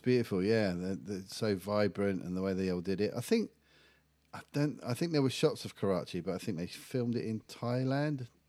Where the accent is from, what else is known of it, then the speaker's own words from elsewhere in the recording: England, United Kingdom; being English